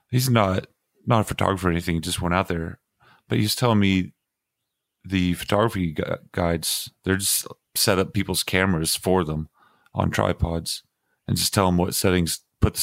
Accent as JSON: {"language": "English", "region": "North Carolina", "country": "United States", "tie": "born or raised there", "moved": "yes", "lives_now": "Washington, D.C., United States", "said": "where I grew up in North Carolina"}